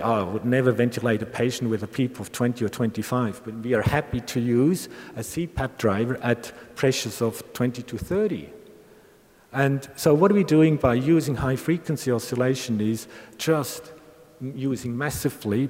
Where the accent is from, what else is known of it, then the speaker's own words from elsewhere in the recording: Bern, Switzerland; I'm a Bernese, a Swiss Bernese, and the Weibel model has been developed in my hometown